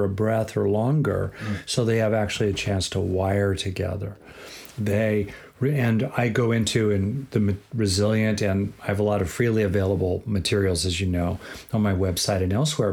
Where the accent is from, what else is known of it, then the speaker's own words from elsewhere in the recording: Southern California, United States; I grew up in Southern California.